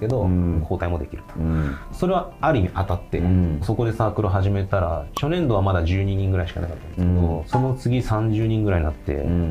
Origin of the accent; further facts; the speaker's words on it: Hyogo, Japan; also born or lived in Kyoto; もともと生まれ兵庫県なんですけれども、うんうん、兵庫県で生まれてですね